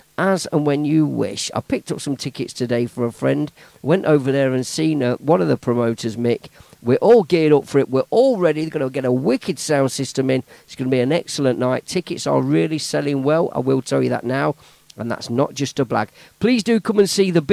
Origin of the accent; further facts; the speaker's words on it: Leicester, East Midlands, United Kingdom; moved away; live in Leicester, which is my hometown